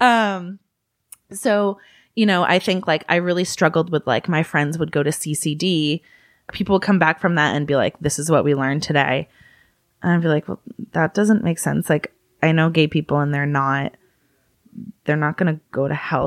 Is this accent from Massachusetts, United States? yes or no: yes; Massachusetts, United States; also born or lived in California; I was born in California, raised in Massachusetts.